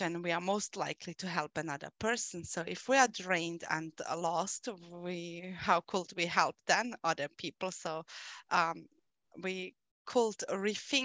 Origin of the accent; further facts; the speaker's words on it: Austria; I am from Austria